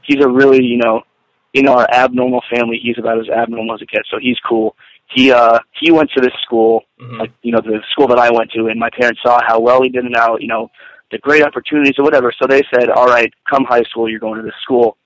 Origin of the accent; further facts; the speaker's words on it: Kingston, Pennsylvania, United States; born and raised in, in Kingston, Pennsylvania, suburb of Wilkes-Barre